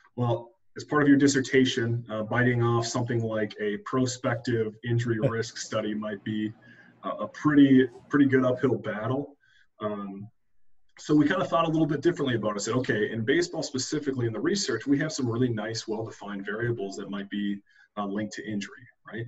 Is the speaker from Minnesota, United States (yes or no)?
yes; Minnesota, United States; moved away as an adult; also born or lived in Chapel Hill, North Carolina; I'm originally from Minnesota.